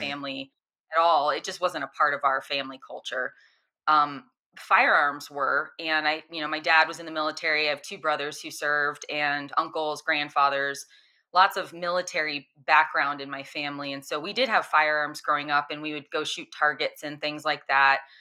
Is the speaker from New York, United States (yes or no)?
no; Florida, United States; I grew up in Florida where it's hot and humid all the time